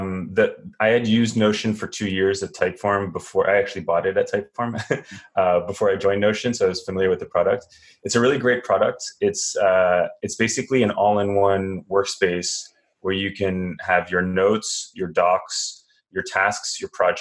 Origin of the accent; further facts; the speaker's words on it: France; moved away as an adult; also born or lived in United States / London / Israel; now in San Francisco, United States; I was born in the US, but I grew up in France, so I'm a dual citizen.